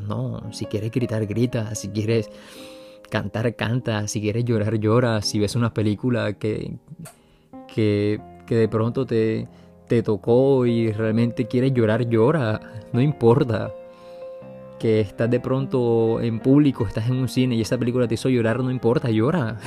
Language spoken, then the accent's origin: Spanish; Colombia; now in Paris, France; estando en Colombia, que es de donde soy yo